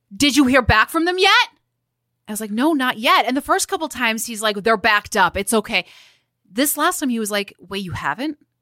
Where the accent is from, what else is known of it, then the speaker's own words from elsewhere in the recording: Midwest, United States; as a Midwesterner